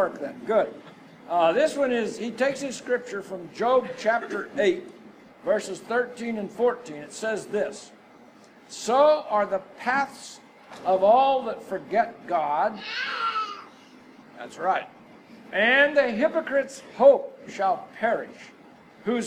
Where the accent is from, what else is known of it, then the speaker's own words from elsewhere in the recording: Texas, United States; We are from Texas.